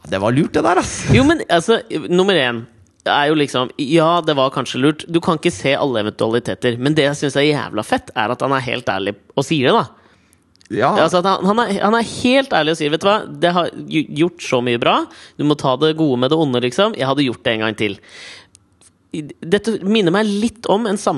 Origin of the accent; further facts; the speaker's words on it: Norway; Men jeg tenker ikke det er fordi at det er, de er norske, og jeg er norsk